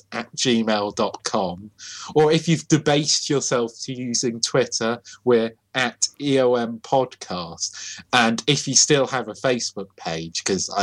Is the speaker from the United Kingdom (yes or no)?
yes; United Kingdom; we're British